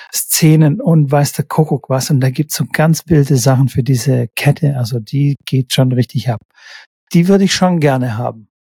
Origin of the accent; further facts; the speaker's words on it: Stuttgart, Baden-Württemberg, Germany; hier in Stuttgart